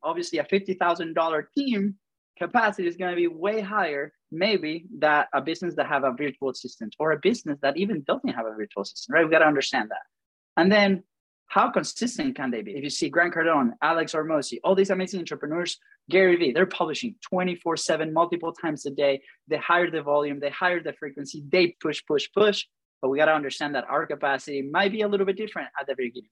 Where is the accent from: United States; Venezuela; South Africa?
Venezuela; accent: funny; moved away; I have a funny accent. So if you haven't noticed, I'm from Venezuela